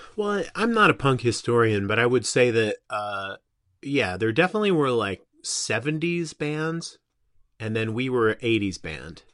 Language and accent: English; Simi Valley, California, United States; I grew up in Simi Valley, which was, um, on the edge of Ventura County.